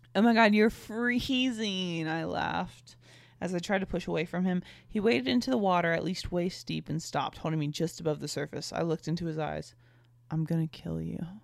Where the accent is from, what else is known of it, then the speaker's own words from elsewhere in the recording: North Carolina, United States; my hometown of North Carolina